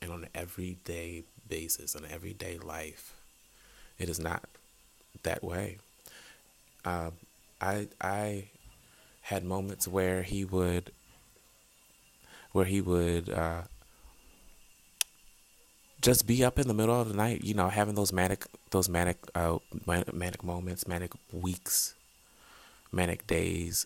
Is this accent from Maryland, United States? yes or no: yes; Eastern Shore of Maryland, United States; moved away; I'm originally from the Eastern Shore of Maryland, little small town